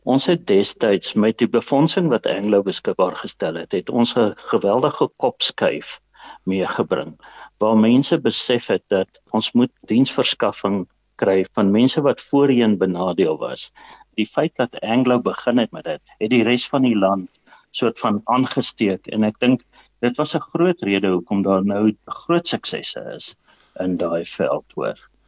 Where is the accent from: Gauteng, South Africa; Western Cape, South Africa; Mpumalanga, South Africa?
Mpumalanga, South Africa; Eastern Transvaal; Ek is maar uit die ou Oos-Transvaal uit in Mpumalanga.